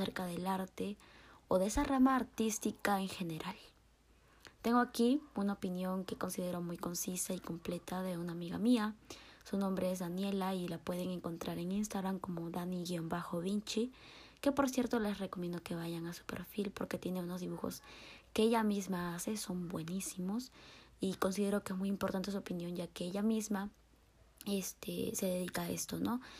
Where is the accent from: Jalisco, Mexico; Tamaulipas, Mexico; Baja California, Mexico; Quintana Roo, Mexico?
Jalisco, Mexico; Guadalajara; Soy mexicana de Guadalajara, Jalisco.